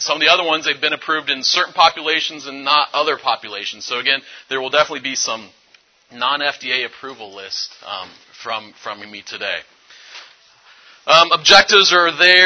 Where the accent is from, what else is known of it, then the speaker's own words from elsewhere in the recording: Findlay, Ohio, United States; I'm from Findlay, Ohio area, which is in northwest Ohio